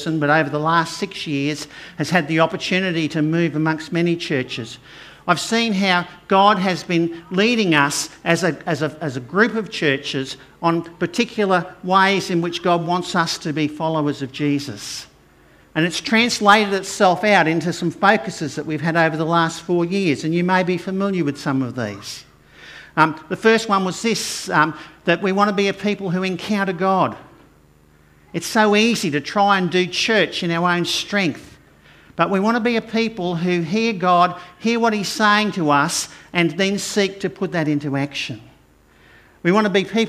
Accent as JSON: {"language": "English", "town": "Brisbane", "region": "Queensland", "country": "Australia", "tie": "born or raised there", "said": "I grew up over in Acacia Ridge and Inala areas"}